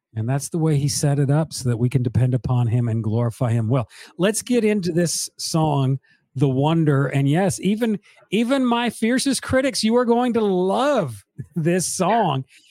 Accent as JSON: {"language": "English", "region": "Northeast", "country": "United States", "moved": "yes", "said": "I'm from the Northeast"}